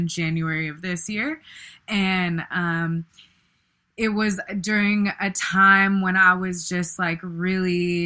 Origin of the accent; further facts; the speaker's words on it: Bay Area, California, United States; growing up in the Bay Area during the 90s